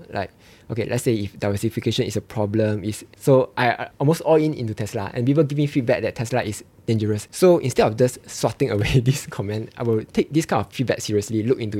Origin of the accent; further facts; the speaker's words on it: Singapore; I felt that eh, okay, as a Singaporean, they wouldn't pawn themselves, right?